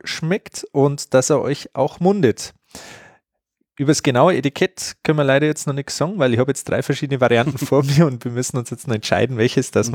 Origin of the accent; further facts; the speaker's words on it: Bavaria, Germany; bei uns in Bayern